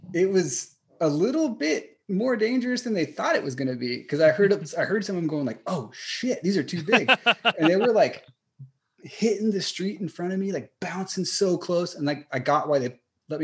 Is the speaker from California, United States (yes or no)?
yes; California, United States; also born or lived in Los Angeles / San Francisco / San Diego / Austin; I'm here from California